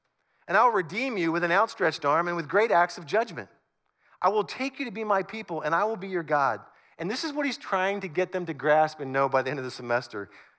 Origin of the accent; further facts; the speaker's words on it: Northern United States, United States; now in Southern United States; And I've been in the South longer than I lived in the North, but I'm still a Northerner.